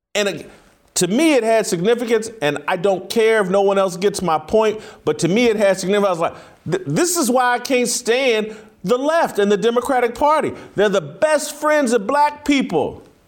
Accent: United States; I'm an American

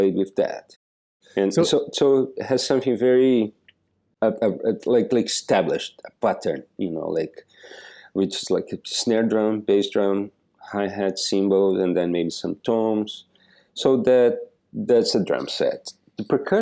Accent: Joaçaba, Santa Catarina, Brazil; now in United States; I was born in this little city in the south of Brazil called Joaçaba

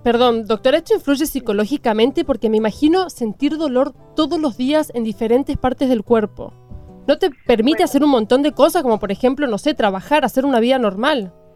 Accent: Argentina

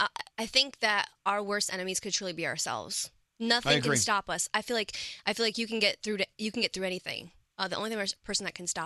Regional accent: New York, United States; Like, I'm from New York City.

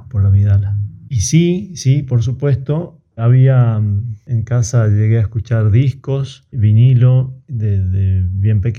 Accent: La Rioja, Argentina; moved away as an adult; also born or lived in Buenos Aires; yo soy nacido y criado en La Rioja, la ciudad capital de la provincia. Toda mi, mi vida, mi infancia, adolescencia la hice en el barrio Facundo Quiroga

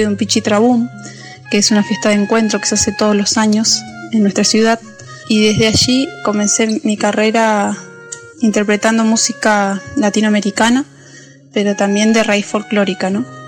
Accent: San Martín de los Andes, Neuquén, Argentina; Nací en San Martín de los Andes

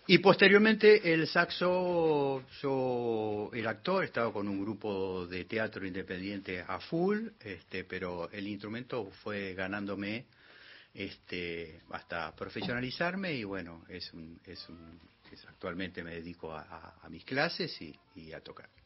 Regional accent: Neuquén, Argentina; Nacido en Neuquén, Colonia Valentina, sector Chacras.

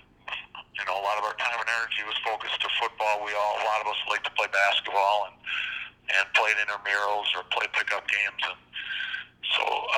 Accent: Plymouth, Wisconsin, United States; I grew up in Plymouth, Wisconsin, and was a three-sport athlete there

